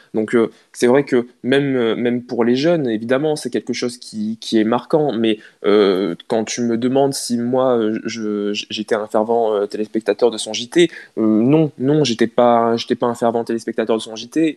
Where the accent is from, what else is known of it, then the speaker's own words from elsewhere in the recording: Picardy, Hauts-de-France, France; en tant que Picard